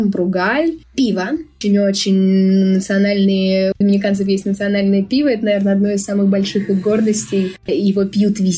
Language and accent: Russian; Bashkortostan, Russia; now in Dominican Republic; В России самая-самая-самая вкусная и натуральная еда, а уж особенно там, откуда я родом, в Февбаш, мне кажется, это это небо и земля.